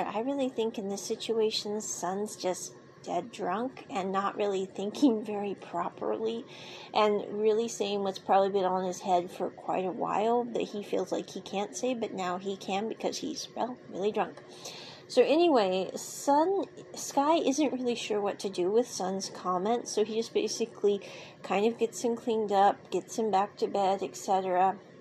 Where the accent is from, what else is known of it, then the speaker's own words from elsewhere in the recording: United States; I grew up with living in America